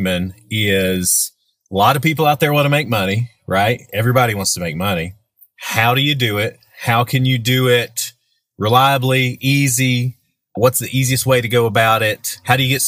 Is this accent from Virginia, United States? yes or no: yes; Southwest Virginia, United States; I'm from Southwest Virginia